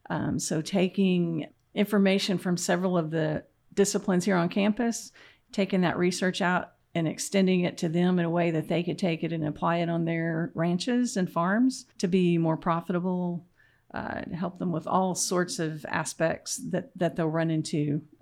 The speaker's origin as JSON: {"language": "English", "town": "Sterling", "region": "Oklahoma", "country": "United States", "tie": "born or raised there", "also_born_or_lived": "Texas / Massachusetts / Michigan", "moved": "as an adult", "said": "So I'm a Southwest Oklahoma girl. I grew up in Sterling and came to OSU for a bachelor's and master's, went to Texas A&M for my PhD, and then went off to the great Northeast and was at the University of Massachusetts"}